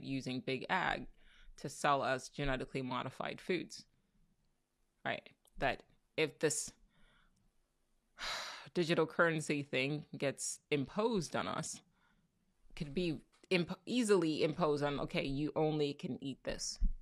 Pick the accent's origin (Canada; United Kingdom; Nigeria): Nigeria; now in United States; I'm Nigerian. I'm a proud Nigerian